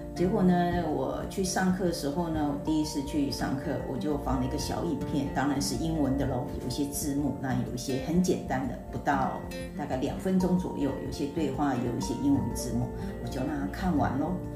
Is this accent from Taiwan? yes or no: yes; Taiwan; 我们台湾人学的那个， 学校学的英文是为了考试用的